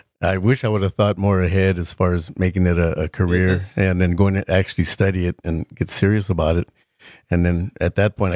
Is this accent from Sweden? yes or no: no; Ontario, California, United States; also born or lived in Chino, California; I was raised more in Ontario. I grew up in the IE, but when I first was born, I was raised in Chino.